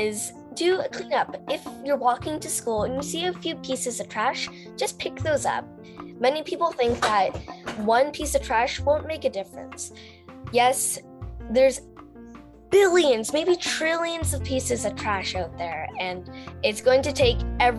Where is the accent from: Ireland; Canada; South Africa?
Canada; I'm 11 and I'm from Canada.